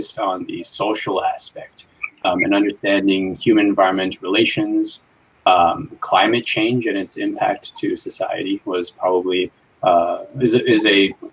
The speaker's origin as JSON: {"language": "English", "region": "New Jersey", "country": "United States", "tie": "born or raised there", "also_born_or_lived": "New York / Kyoto, Japan", "said": "I was born in New York and was raised for most of my life in New Jersey"}